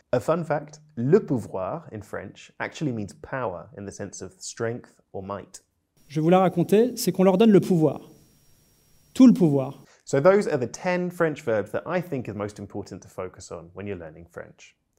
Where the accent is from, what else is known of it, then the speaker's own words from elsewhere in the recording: United Kingdom; I'm British polyglot